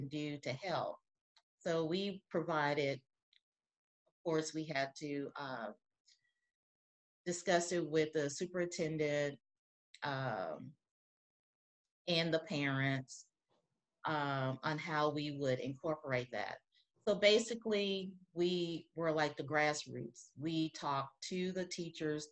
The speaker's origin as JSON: {"language": "English", "region": "Texas", "country": "United States", "moved": "as an adult", "lives_now": "Ferguson, United States", "said": "I've been a resident of Ferguson for over 20 years. I'm originally from Texas. I moved here because my husband lives here."}